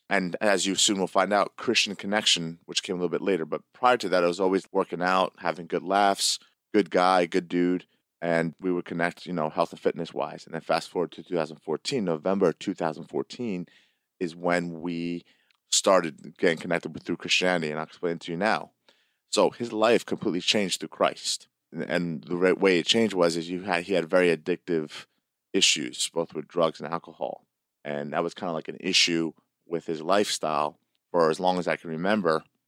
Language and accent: English; Hamilton, New Jersey, United States; I went to Greek school in this area of Hamilton, New Jersey